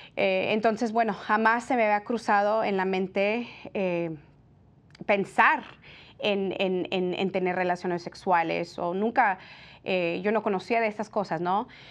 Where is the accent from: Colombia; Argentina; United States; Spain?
United States; California; yo soy nacida en California. Mis padres son de México, son inmigrantes eh, de, México, del estado de Jalisco